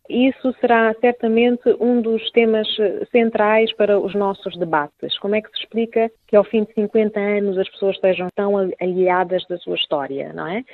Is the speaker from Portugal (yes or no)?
yes; Portugal; also born or lived in Guinea-Bissau; nasci e cresci em Portugal